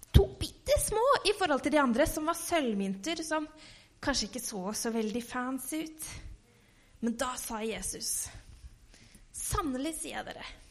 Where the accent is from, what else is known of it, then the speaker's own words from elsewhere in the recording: Halden, Østfold, Norway; hjemme i Halden